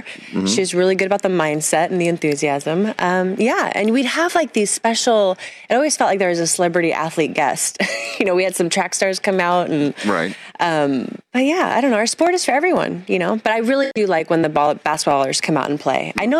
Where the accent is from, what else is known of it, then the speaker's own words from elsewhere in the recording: Santa Cruz, California, United States; You know, I grew up in Santa Cruz.